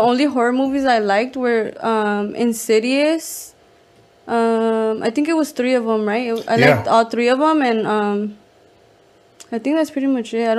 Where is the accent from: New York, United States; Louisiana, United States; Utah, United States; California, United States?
California, United States; Compton; where I grew up is like the borderline of Compton, LA, and Gardena.